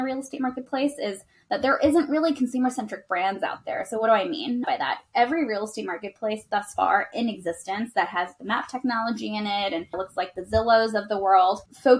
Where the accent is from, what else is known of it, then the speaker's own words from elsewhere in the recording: East Coast, United States; moved away as an adult; also born or lived in New York; now in San Francisco, United States; I'm not from the West Coast. I was raised in the East Coast.